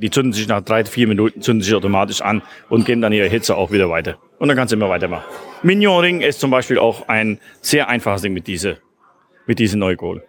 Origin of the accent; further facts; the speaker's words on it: Belgium; als Belgier